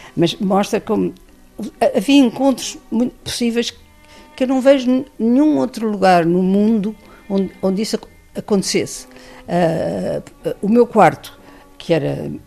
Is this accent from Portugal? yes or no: yes; Portugal; venho de Portugal